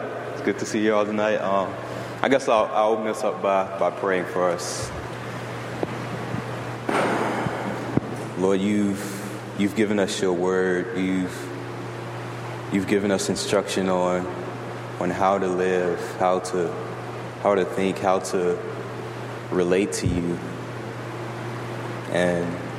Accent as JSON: {"language": "English", "region": "the South", "country": "United States", "tie": "born or raised there", "moved": "yes", "said": "growing up in the South"}